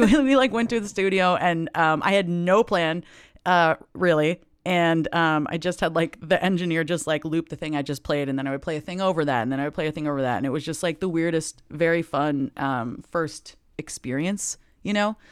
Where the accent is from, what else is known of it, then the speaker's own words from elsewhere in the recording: Lake Oswego, Oregon, United States; also born or lived in Los Angeles, California; I grew up, I was born in L A, actually, and then, um, right before my sixth birthday, we moved to Lake Oswego, Oregon